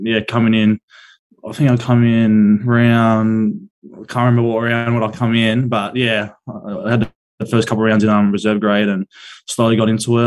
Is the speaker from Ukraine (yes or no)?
no; Penrith, New South Wales, Australia; also born or lived in Coogee; I grew up out in Glenmore Park out west.